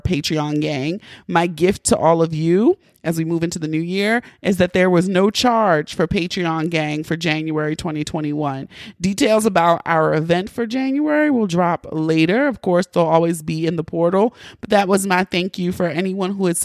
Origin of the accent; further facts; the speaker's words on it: Baltimore, Maryland, United States; I'm from Baltimore